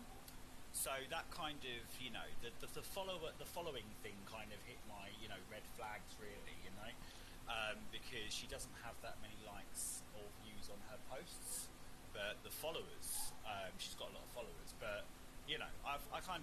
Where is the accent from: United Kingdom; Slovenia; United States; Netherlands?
United Kingdom; I'm a British journalist in the UK